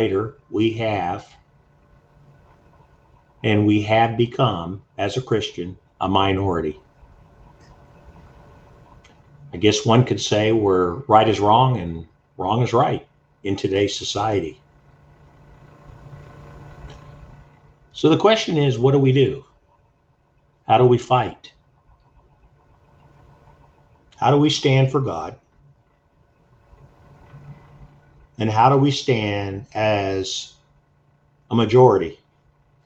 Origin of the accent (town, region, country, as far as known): United States